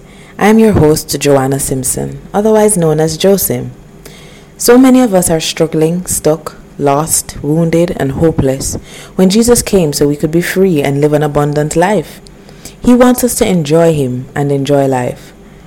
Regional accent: Jamaica; we're Jamaican. We grew up in a space where we hear the gospel all over the place.

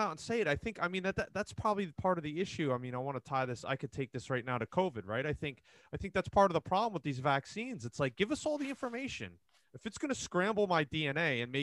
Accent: New Jersey, United States; moved away as an adult; also born or lived in Monmouth County, New Jersey; now in Seattle area, United States; And then I grew up in New Jersey, so I'm from Jersey originally

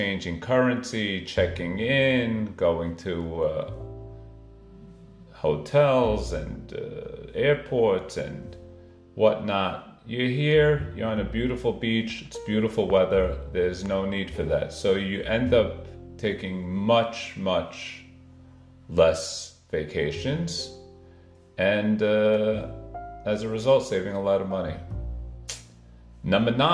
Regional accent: New York City, New York, United States; moved away as an adult; also born or lived in Manhattan, New York; now in Miami, United States; I was born in Brooklyn, New York, in the Ocean Parkway, Midwood, Flatbush area. I went to Yeshiva Flatbush for elementary school and high school

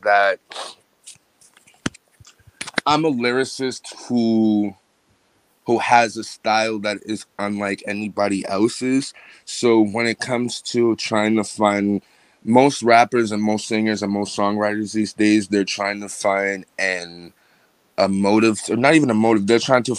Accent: Boston, Massachusetts, United States; I'm an artist from Boston, Massachusetts

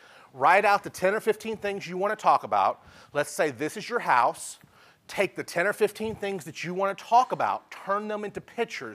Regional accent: Dallas, Texas, United States; I'm from Dallas

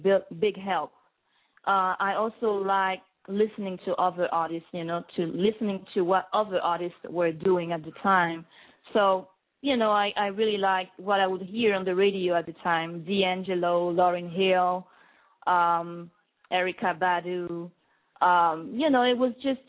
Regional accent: Guadeloupe; English is a second language; moved away as an adult; also born or lived in Paris, France; now in New York, United States; I was born in a small island in the Caribbean called Guadeloupe

